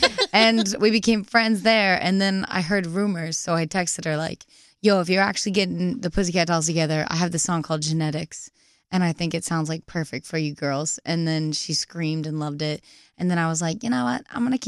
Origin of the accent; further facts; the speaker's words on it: Nantucket, Massachusetts, United States; Nantucket Island.